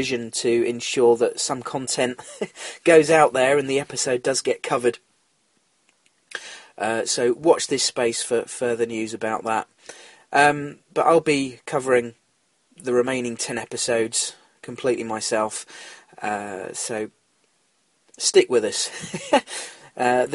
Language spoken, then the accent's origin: English; England, United Kingdom; I am English